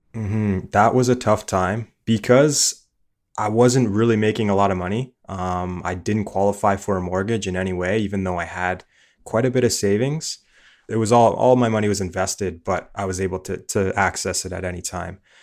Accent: Niagara Falls, Ontario, Canada; moved away as an adult; now in Saint John, Canada; We grew up in Niagara Falls

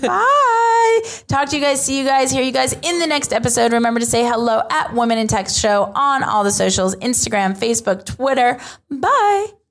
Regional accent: United States; where I'm from

